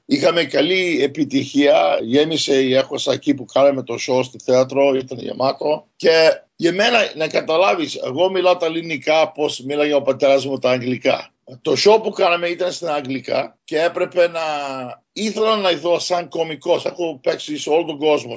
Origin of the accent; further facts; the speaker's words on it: Montreal, Quebec, Canada; εγώ γεννήθηκα στο Μοντρεάλ, στον Καναδά